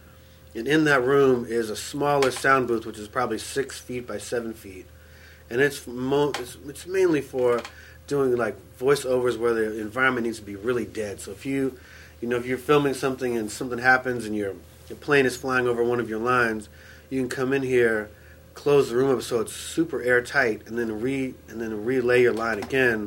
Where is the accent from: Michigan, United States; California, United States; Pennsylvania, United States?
California, United States; San Francisco; I was born in the Haight, 1967